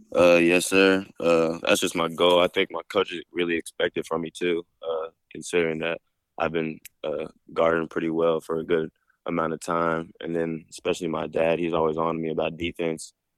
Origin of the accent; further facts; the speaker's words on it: Dallas, Texas, United States; we're both from Dallas